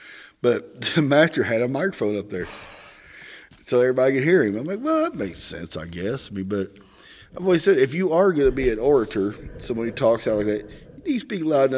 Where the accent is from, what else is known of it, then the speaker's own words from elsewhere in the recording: Missouri, United States; accent: Southern; now in Northern Indiana, United States; in Southeast Missouri, so I got a lot going against me as far as speaking goes.